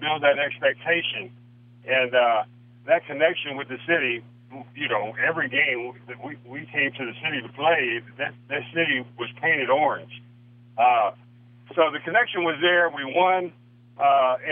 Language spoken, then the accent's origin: English; Missouri, United States; moved away as an adult; also born or lived in Canada / Cleveland; I grew up in Missouri